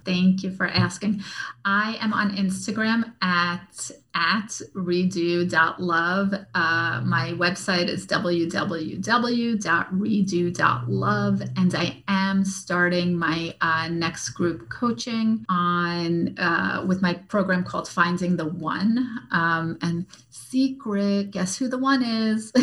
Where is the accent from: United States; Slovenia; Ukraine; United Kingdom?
United States; New York; I'm from New York. I'm Russian.